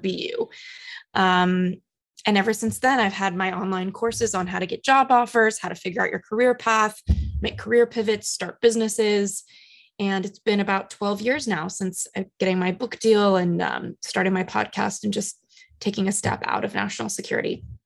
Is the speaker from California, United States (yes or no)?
yes; Los Angeles, California, United States; now in New York, United States; I come from Los Angeles. I live in New York.